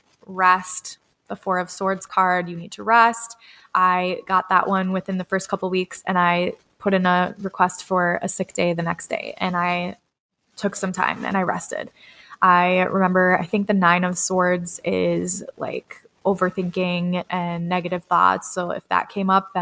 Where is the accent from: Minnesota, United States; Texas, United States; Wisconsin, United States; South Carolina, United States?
Minnesota, United States; Red Wing; my hometown of Red Wing, Minnesota